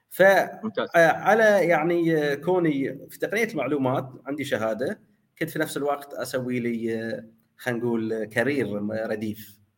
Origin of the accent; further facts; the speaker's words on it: Bahrain; فلذلك احنا من البحرين من المدن الصغيره